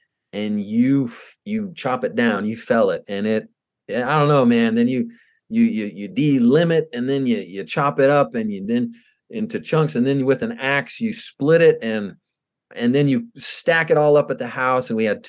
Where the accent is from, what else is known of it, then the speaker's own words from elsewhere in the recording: Georgia, United States; growing up in Georgia in the woods